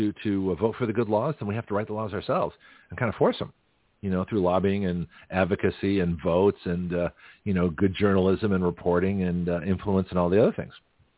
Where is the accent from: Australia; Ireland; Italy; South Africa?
South Africa; You know, you don't see a lot of white guys, you know, from South Africa. from South Africa, get my accent straight here.